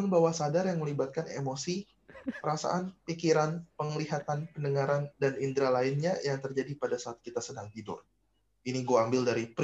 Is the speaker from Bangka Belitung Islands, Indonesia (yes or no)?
yes; Bangka, Bangka Belitung Islands, Indonesia; dekat di kampung gue lah istilahnya lah di di Bangka